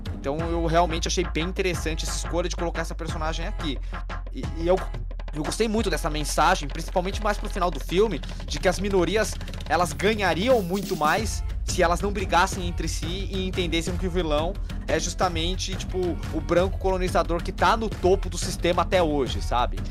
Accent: Brazil; A gente, os brasileiros, não temos o costume de nos enxergar como latino

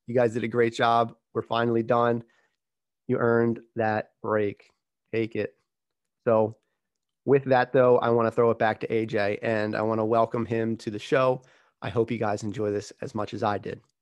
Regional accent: Philadelphia area, Pennsylvania, United States; we're from the same area. We, we grew up probably, what, within the same hour of each other?

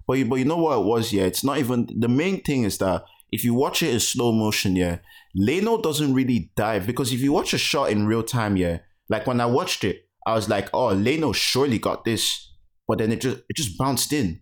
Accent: Nigeria; as a Nigerian

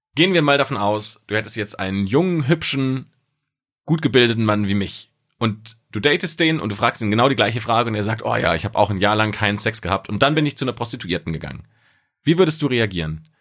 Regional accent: Speyer, Rhineland-Palatinate, Germany; In meiner Heimatstadt in Speyer

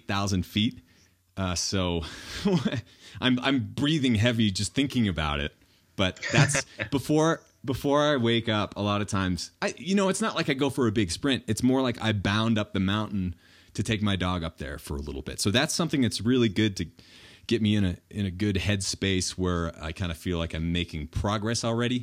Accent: New Hampshire, United States; moved away; when I was growing up in New Hampshire

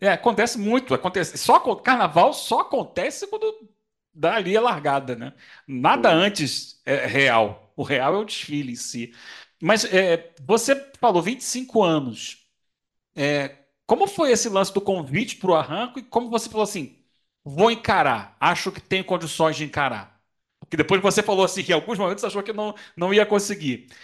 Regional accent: Rio de Janeiro, Brazil; moved away as an adult; now in São Paulo, Brazil; esse ano eu estou morando aqui em São Paulo, sou carioca, mas estou morando em São Paulo

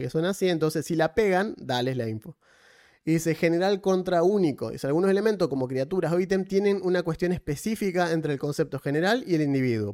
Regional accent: Argentina; no soy de Tucumán soy argentino

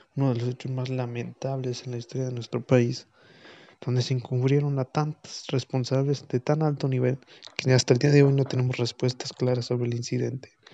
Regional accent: Guanajuato, Mexico; mi ciudad natal y mi estado

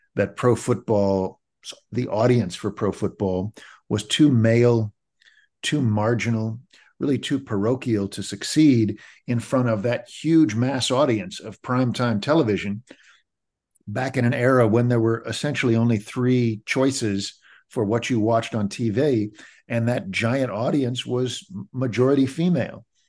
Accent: Kansas City, United States; When I was growing up in Kansas City in the mid seventies

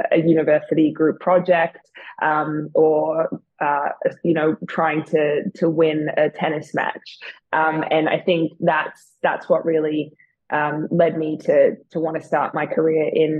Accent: Melbourne, Victoria, Australia; moved away as an adult; also born or lived in New York City / Lake Tahoe / London; I grew up in Melbourne, but when I was 25, I decided to pack up and move over to the big city, New York City

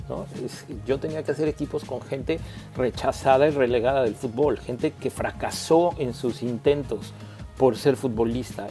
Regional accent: Mexico; como técnico mexicano

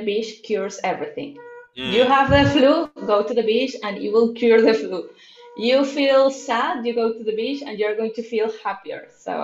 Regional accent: Venezuela; English is a second language; I'm from Venezuela, Latin America

